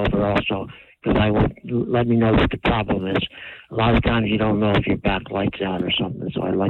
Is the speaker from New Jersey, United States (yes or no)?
yes; New Brunswick, New Jersey, United States; I've been from New Brunswick all my life.